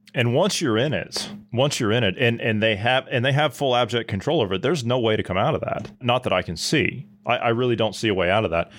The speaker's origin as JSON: {"language": "English", "region": "Ohio", "country": "United States", "tie": "born or raised there", "said": "my home state"}